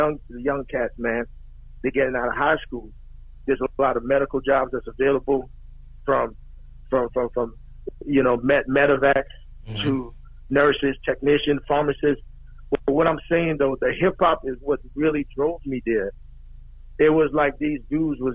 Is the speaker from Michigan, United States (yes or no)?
no; New York City, New York, United States; moved away as an adult; also born or lived in Guyana / Brooklyn; now in San Antonio, United States; We came out from Guyana when I was 9. Lived in Brooklyn for a little bit. Went to Queens, right?